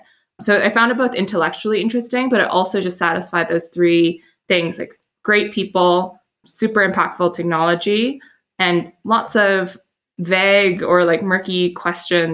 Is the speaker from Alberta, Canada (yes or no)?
yes; Edmonton, Alberta, Canada; moved away as an adult; also born or lived in Montreal; I grew up in Edmonton, which is this northernmost major city in Canada.